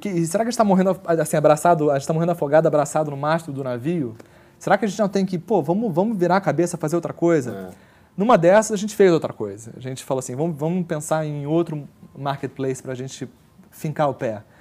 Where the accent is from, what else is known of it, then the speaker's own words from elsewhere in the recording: Brazil; A gente, olha, somos brasileiros, temos aqui uma, um, um, um, dos principais concorrentes desse, desse modelo de negócio no Brasil.